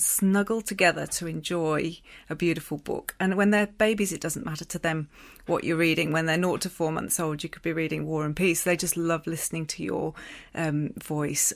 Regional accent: England, United Kingdom; accent: English; moved away; it brought out my English accent

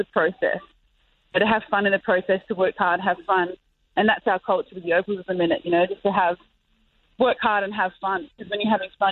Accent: Adelaide, South Australia, Australia; I'm actually from Adelaide

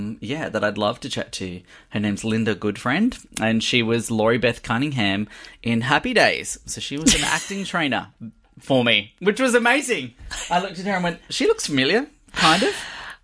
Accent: South Australia, Australia; now in Sydney, Australia; I'm from South Australia

